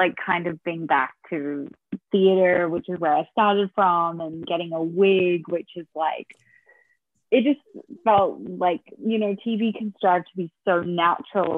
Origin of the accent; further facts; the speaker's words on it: Australia; I was Australian